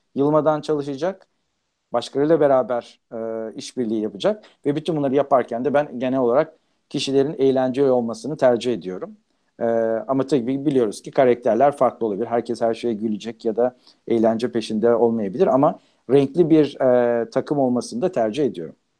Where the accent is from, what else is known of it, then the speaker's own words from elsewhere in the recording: Turkey; also born or lived in Paris, France; now in United States; doğduğum, büyüdüğüm ülkeye, e, yeniden dönüp